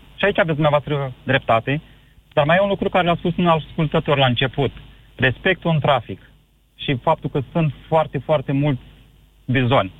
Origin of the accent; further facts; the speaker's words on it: Iași, Iași County, Romania; sunt din Iași